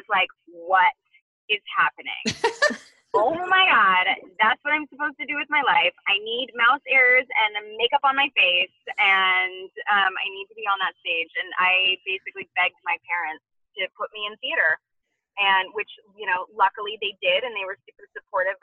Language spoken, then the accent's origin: English; 2 hours outside of Los Angeles, Southern California, United States; I'm from Southern California, so even though I grew up 2 hours outside of Los Angeles